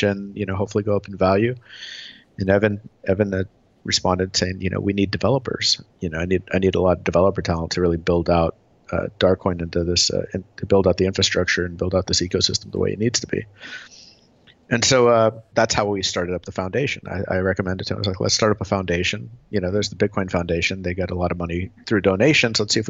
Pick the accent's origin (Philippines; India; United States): United States; Tulsa, Oklahoma; moved away as an adult; now in California, United States; I grew up in Oklahoma, Tulsa, Oklahoma, of all places